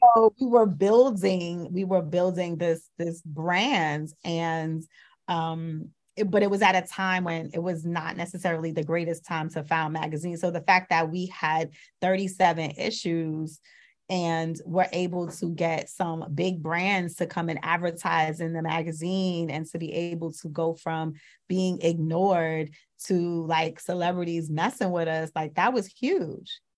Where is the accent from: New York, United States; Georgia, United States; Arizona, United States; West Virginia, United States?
New York, United States; New York City; I'm also from Brooklyn.